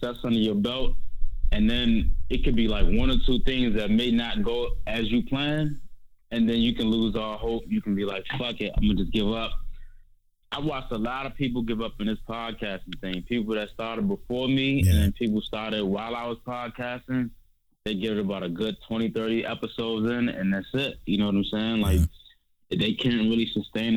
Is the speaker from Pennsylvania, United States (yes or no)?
no; Washington, District of Columbia, United States; I grew up in Trinidad, Northeast D.C.